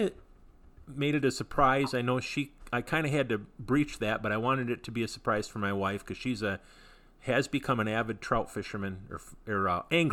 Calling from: Michigan, United States; I'm calling from Michigan

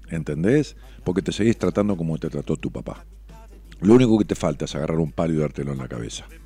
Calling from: Tucumán, Argentina; con H, yo soy del interior de Tucumán Capital y a fin de mes estaré en Buenos Aires

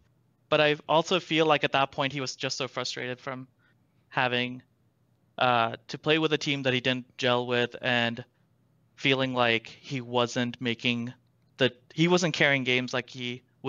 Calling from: Madison, Wisconsin, United States; Wisconsin, Madison, Wisconsin.

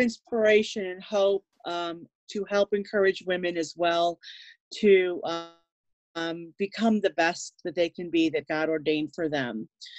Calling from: Chicago, Illinois, United States; In Illinois, in the United States. Okay. I'm coming from Chicago area.

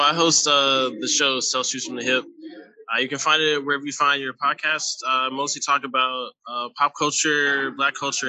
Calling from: Tennessee, United States

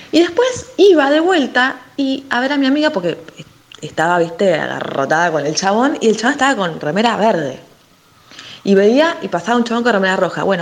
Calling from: Lanús, Buenos Aires Province, Argentina; de Lanús.

